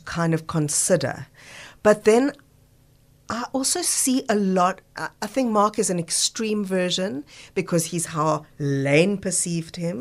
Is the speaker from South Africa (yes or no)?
yes; Johannesburg, Gauteng, South Africa; now in Cape Town, South Africa; growing up in Joburg